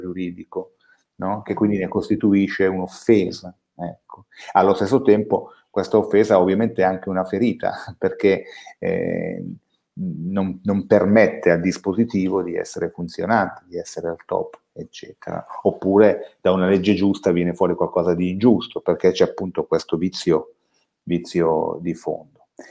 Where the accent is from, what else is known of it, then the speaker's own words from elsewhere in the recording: Valsesia, Piedmont, Italy; io sono della Valsesia